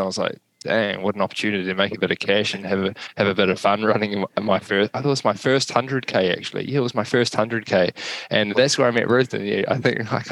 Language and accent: English; New Zealand; also born or lived in Kentucky; myself as a Kiwi